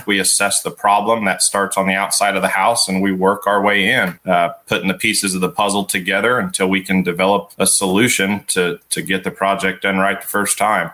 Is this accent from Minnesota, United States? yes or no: no; Petersburg, Illinois, United States; growing up in Petersburg, Illinois